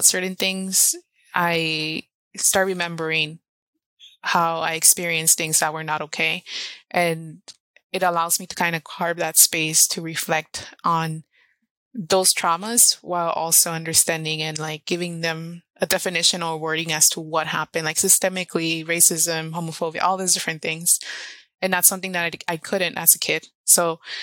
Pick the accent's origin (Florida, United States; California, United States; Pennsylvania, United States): California, United States; Los Angeles; English is a second language; also born or lived in Orizaba, Veracruz, Mexico / San Francisco / Oakland / Portland; So I've been raised